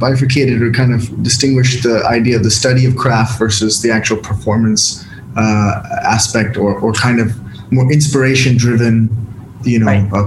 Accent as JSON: {"language": "English", "town": "San Diego", "region": "California", "country": "United States", "tie": "born or raised there", "accent": "American", "moved": "as an adult", "lives_now": "India", "said": "my upbringing in San Diego, California."}